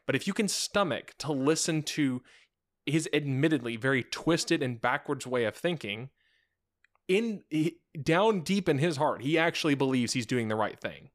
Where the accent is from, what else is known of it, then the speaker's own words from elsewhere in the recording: United States; we actually don't live in the same classist system